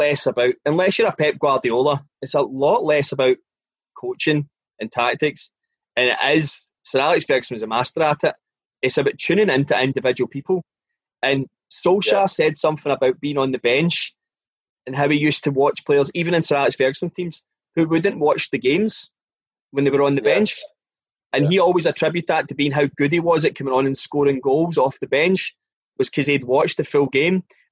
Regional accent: Scotland, United Kingdom; as a Scottish person

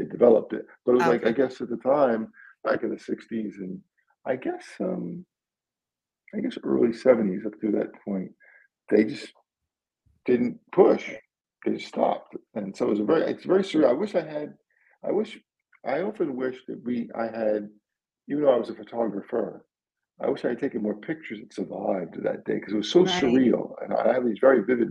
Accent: New York, United States; also born or lived in Corona, Queens; I was born in Queens in Corona. And I grew up mostly in Flushing

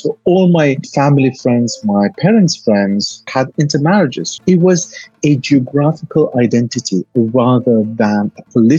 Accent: Iraq; I grew up in Iraq all my life. I lived in Iraq all my life.

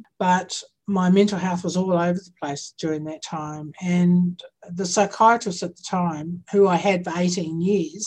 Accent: New Zealand; now in Victoria, Australia; I'm from Aotearoa. I'm Indigenous to Aotearoa

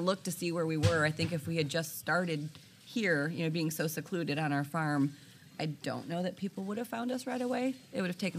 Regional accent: Griffith, Indiana, United States; also born or lived in Valparaiso, Indiana / Three Oaks, Michigan; I grew up in Griffith.

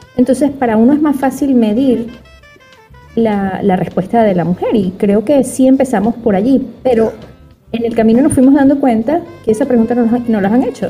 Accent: Venezuela; moved away; soy psiquiatra, psicoterapeuta venezolana

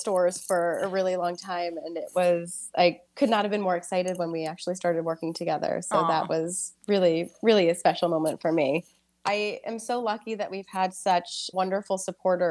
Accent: Evergreen, Colorado, United States; also born or lived in Oyster Bay, Long Island, New York; now in New York, United States; I grew up in Colorado. In this little town called Evergreen, it's in the foothills of Colorado

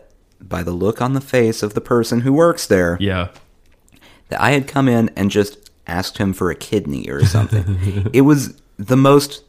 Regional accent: Kansas, United States; I'm from Kansas

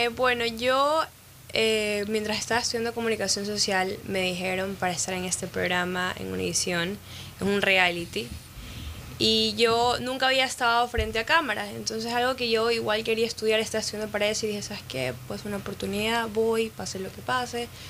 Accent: Ecuador; also born or lived in Miami; now in United States; Ecuador es donde yo nací

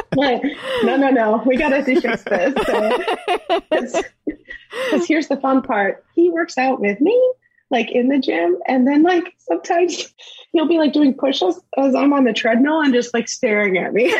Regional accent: St. Charles, Missouri, United States; now in Florida, United States; I grew up in St. Charles

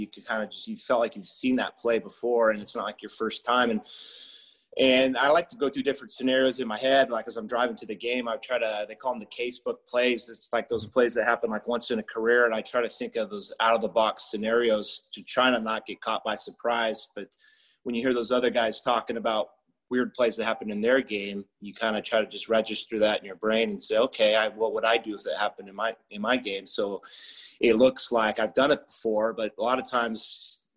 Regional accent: Chino, California, United States; I grew up in Chino, born and raised.

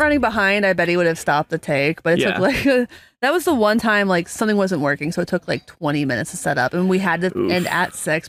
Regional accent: Cincinnati, Ohio, United States; they were from Dayton and I'm from Cincinnati.

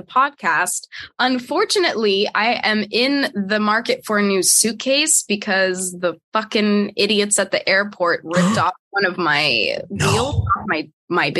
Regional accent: San Jose, California, United States; my mom and I would do like thrift shopping like every weekend in my hometown. That was like our thing. And we would always find brands and whatever. And she has like, you know, a closet full of vintage Prada that she's found at the fucking Goodwill in San Jose.

